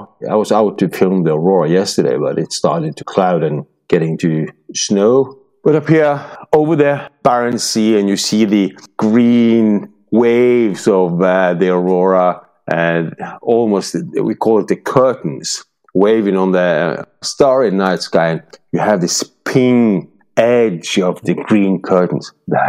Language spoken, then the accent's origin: English; Norway; my hometown, born here